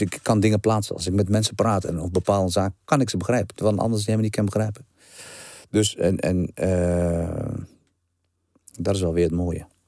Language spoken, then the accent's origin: Dutch; Brummen, Gelderland, Netherlands; ik kom niet van Amsterdam West. Amsterdam West is toch totaal weer wat anders. Ik kom echt uit een dorp.